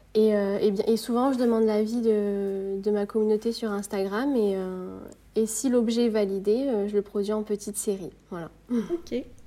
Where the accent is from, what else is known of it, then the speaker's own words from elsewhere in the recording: Marseille, Provence-Alpes-Côte d'Azur, France; moved away as an adult; now in Perpignan, France; J'ai quitté ma région natale euh, il y a maintenant deux ans. J'habitais à Marseille